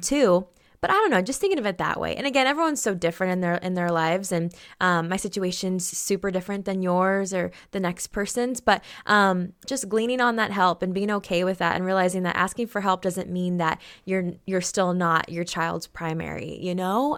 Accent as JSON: {"language": "English", "region": "Oregon", "country": "United States", "tie": "born or raised there", "said": "born and raised in Oregon"}